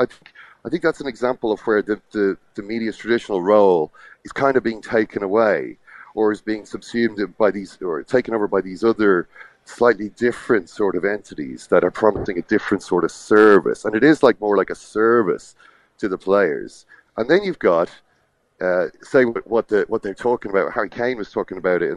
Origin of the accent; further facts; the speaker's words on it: Ireland; I'm, you know, from Ireland.